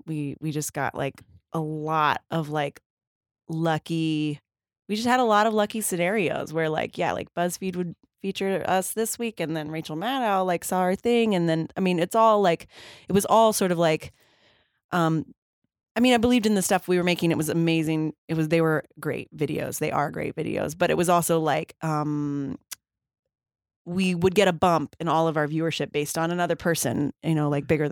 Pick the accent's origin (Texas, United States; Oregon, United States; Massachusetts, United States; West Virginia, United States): Texas, United States; In Texas.